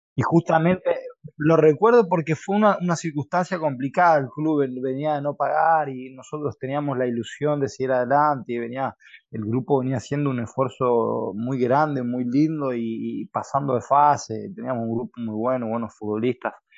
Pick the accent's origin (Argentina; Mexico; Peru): Argentina; Presidencia Roque Sáenz Peña, Chaco; now in Spain; mi ciudad natal, Saspeña, Chaco